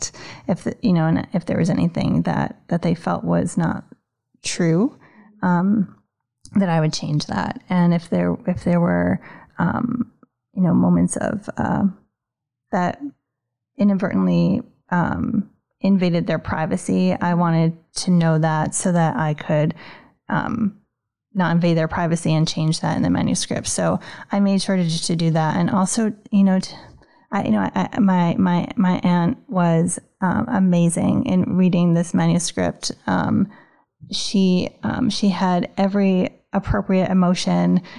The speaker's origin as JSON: {"language": "English", "region": "New York", "country": "United States", "tie": "born or raised there", "moved": "as an adult", "lives_now": "Boston, United States", "said": "I grew up in New York, and when I moved here, I originally came for graduate school"}